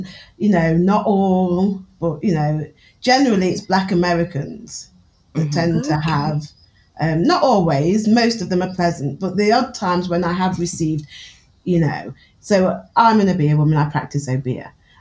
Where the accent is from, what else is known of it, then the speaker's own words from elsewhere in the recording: Newark-on-Trent, East Midlands, United Kingdom; accent: Newark; I'm from Newark." Like, I speak with a very Newark accent